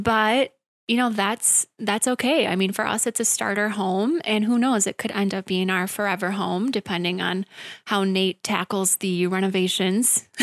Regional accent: Wisconsin Rapids, Wisconsin, United States; I was born and raised in Wisconsin Rapids, graduated from Lincoln High School in twenty fourteen

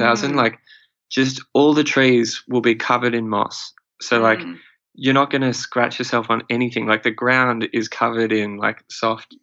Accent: Australia; being Australian, we feel like we've sort of got this advantage with our sort of upbringing where our parents were always, you know, put on sunscreen

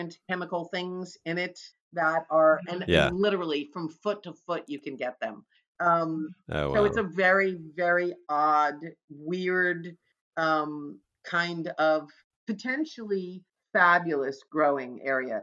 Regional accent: New Jersey, United States; moved away; when I grew up in New Jersey, I grew up on a farm

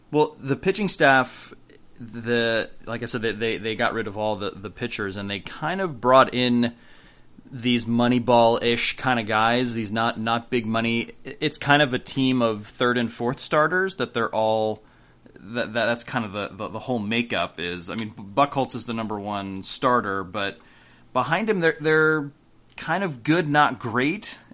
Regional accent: Northern California, United States; I'm from from Northern California, and so I, you know, my father was a Giants fan

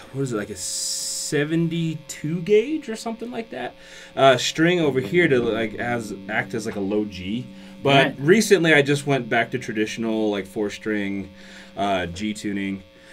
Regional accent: Fort Belknap, Montana, United States; moved away as an adult; also born or lived in Nebraska; now in Bozeman, United States; I grew up in Fort Belknap, Montana, which is north central, like 45 miles south of the Canadian border.

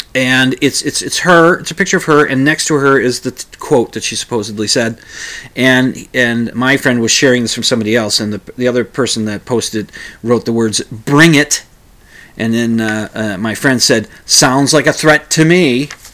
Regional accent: United States; I'm an American

